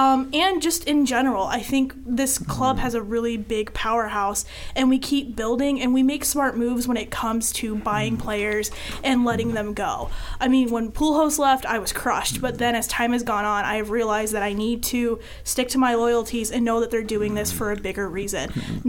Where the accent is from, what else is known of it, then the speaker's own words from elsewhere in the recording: St. Louis, Missouri, United States; moved away; I'm originally from St. Louis